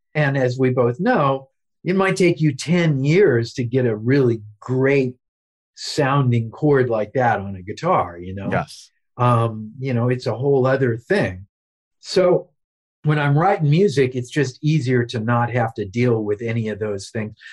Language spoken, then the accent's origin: English; Lee's Summit, Missouri, United States; my life growing up in Lee Summit, Missouri